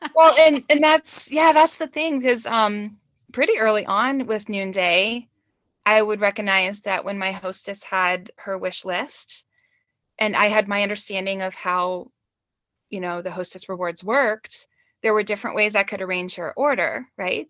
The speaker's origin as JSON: {"language": "English", "region": "Georgia", "country": "United States", "moved": "as an adult", "lives_now": "Madison, United States", "said": "I'm really from Georgia, but I've been here, oh, seventeen years"}